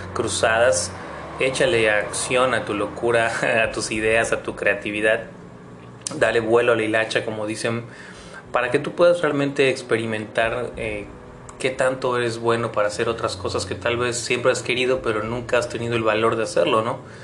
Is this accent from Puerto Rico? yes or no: no; Mexico; no nos conquistaron a nosotros como mexicanos